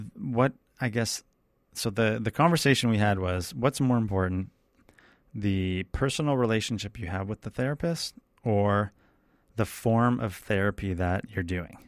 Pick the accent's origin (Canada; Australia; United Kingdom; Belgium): Canada; I come from Canada.